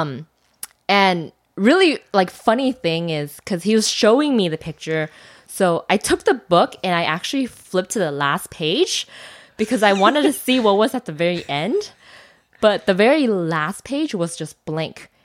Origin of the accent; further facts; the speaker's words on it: China; I'm from China